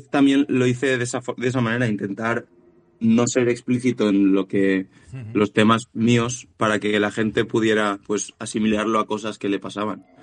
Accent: Valencia, Valencian Community, Spain; somos de aquí de Valencia de toda la vida y franceses fueron algunos antepasados, pero ya muy lejanos.

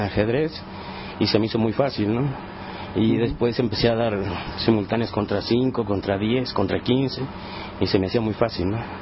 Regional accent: Monterrey, Nuevo León, Mexico; Yo soy originario de Monterrey, Nuevo León, de la, del norte

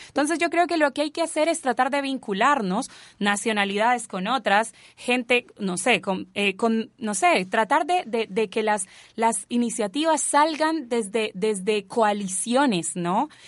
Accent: Colombia; now in Chile; yo no ando con un tatuaje de Colombia en la frente

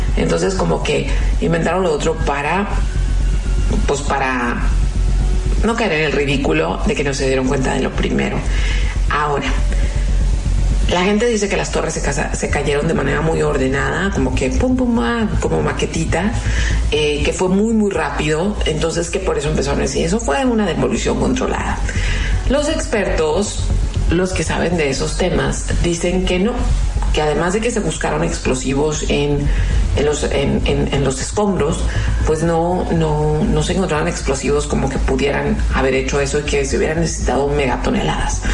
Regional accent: Mexicali, Baja California, Mexico; nosotros somos fronterizos, los que vivimos aquí en Mexicali

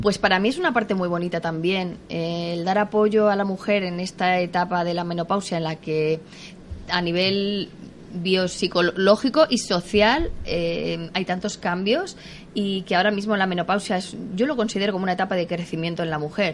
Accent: Tarancón, Castilla-La Mancha, Spain; yo me crié en un pueblo, en Tarancón, de Cuenca

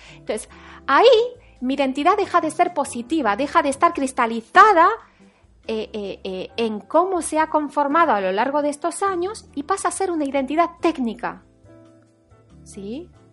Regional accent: Paris, Île-de-France, France; now in Spain; yo nací en París, en Francia

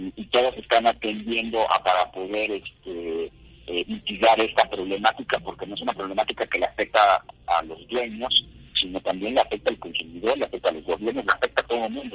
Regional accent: Mexico; yo soy abogado, soy abogado mexicano

